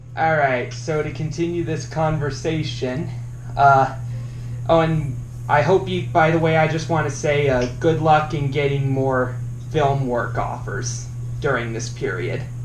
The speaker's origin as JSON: {"language": "English", "town": "Estes Park", "region": "Colorado", "country": "United States", "said": "I'm originally from Estes Park, Colorado."}